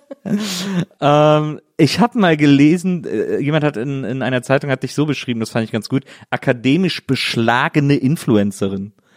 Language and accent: German; near Brühl, North Rhine-Westphalia, Germany; born or raised there